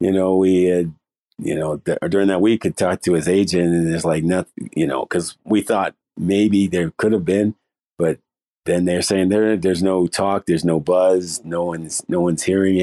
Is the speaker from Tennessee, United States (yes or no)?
no; Boston, Massachusetts, United States; born there; Yeah, I was born in Boston. So I was born in Boston right when they started their run of championships.